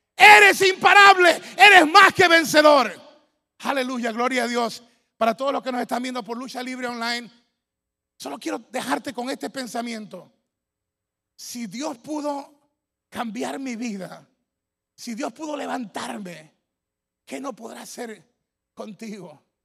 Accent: Ecuador; mi tierra, Ecuador

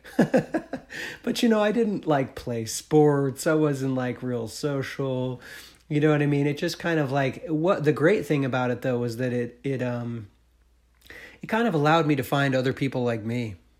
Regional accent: Marlboro, Vermont, United States; I'm from Marlboro

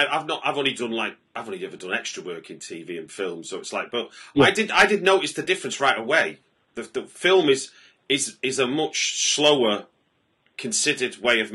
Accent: Manchester, North West England, United Kingdom; I'm from North Manchester, so, you know, Bury and all

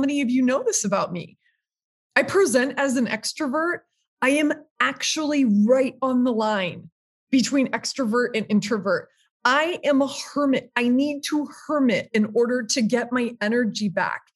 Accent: Minneapolis, Minnesota, United States; I grew up in Minneapolis, it's like in my veins.

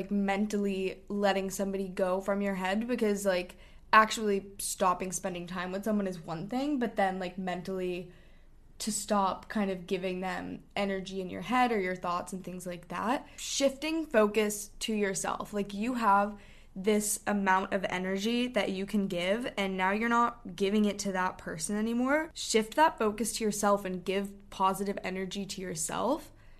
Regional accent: Hong Kong; we chose this separately, but basically we grew up in Hong Kong for our dad's job.

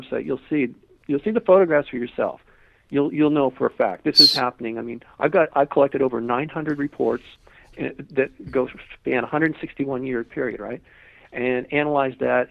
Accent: Malibu, California, United States; I grew up in Malibu

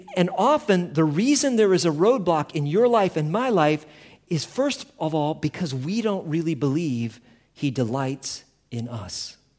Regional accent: Colorado, United States; we come from Colorado, camping was a big part of our life

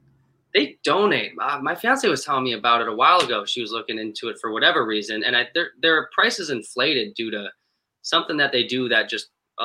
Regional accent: Wisconsin, United States; I'm from Wisconsin

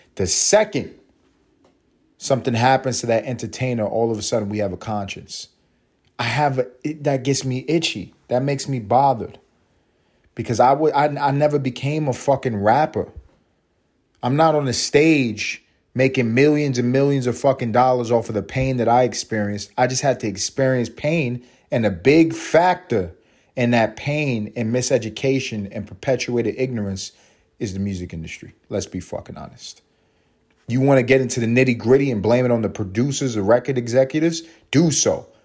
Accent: New York City, New York, United States; moved away as an adult; now in Los Angeles, United States; I'm from Harlem.

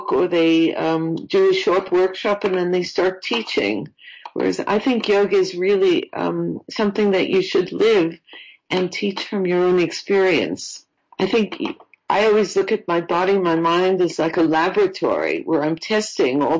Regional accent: New York, United States; moved away as an adult; also born or lived in Florida; I'm from New York originally, and I was living in Florida

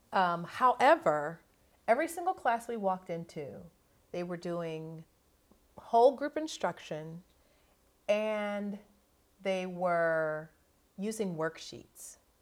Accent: Akron, Ohio, United States; I grew up in, mostly in Ohio, and so the, I grew up in Akron, Ohio

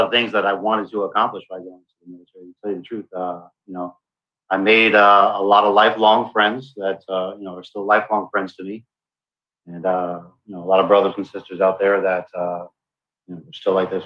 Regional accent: South Florida, United States; also born or lived in Brooklyn, New York; when I was 10 years old, my family and I moved here to South Florida

